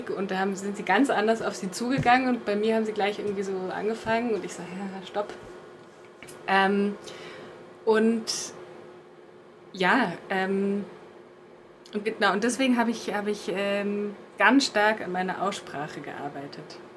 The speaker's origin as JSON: {"language": "German", "country": "Germany", "accent": "German", "said": "wenn ich äh, Spanisch spreche, merke ich wieder so meinen deutschen Akzent"}